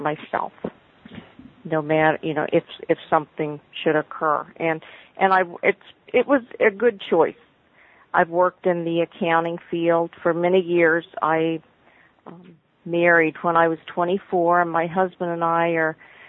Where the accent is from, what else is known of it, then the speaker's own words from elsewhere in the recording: Oklahoma, United States; I was born in Oklahoma.